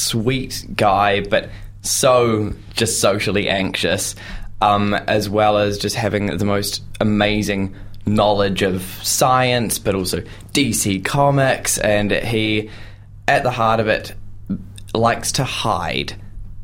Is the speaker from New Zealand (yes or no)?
yes; Christchurch, Canterbury, New Zealand; moved away as an adult; now in Dunedin, New Zealand; I am originally from Christchurch, and so moved down to Dunedin for studying